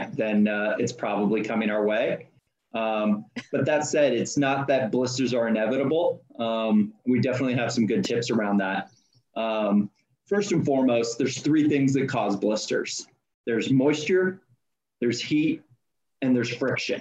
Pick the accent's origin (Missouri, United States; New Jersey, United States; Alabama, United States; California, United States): California, United States; Auburn; I grew up in Northern California. My parents' home is a small town of Auburn, California.